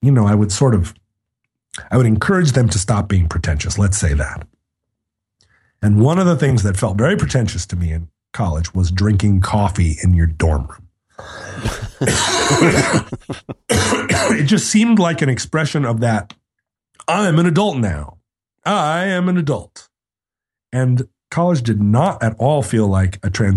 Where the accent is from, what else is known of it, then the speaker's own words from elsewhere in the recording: Anchorage, Alaska, United States; I grew up in Anchorage, Alaska in the 1970s